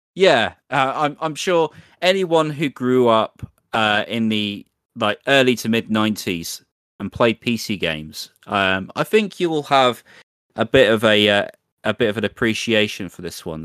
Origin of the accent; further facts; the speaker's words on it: England, United Kingdom; accent: English; my butchered English accent